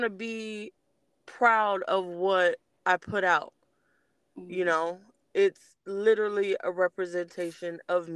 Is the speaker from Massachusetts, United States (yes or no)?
no; Los Angeles, California, United States; also born or lived in Belize; now in Georgia, United States; I'm originally from Los Angeles, California